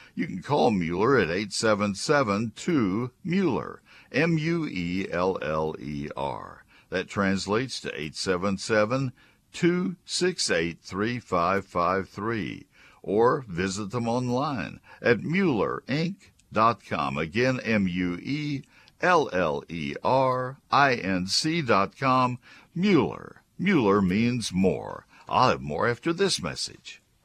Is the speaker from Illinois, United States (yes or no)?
no; College Station, Texas, United States; moved away as an adult; also born or lived in northern Ohio; I was growing up in College Station and running a nursery in high school